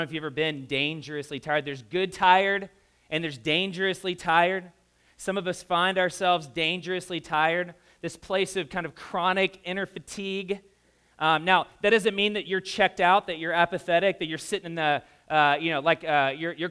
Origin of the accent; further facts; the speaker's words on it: the South, United States; I grew up in the South